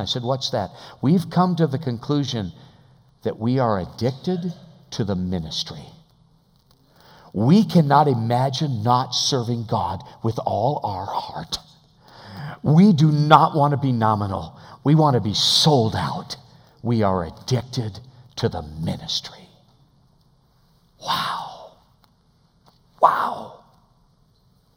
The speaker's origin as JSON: {"language": "English", "country": "United States", "said": "an American believer"}